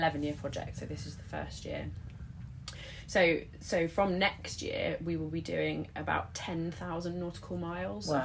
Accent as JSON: {"language": "English", "area": "Devon", "region": "South West England", "country": "United Kingdom", "tie": "born or raised there", "said": "I was brought up in Devon"}